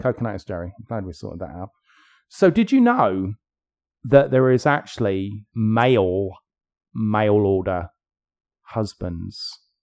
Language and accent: English; England, United Kingdom; I'm English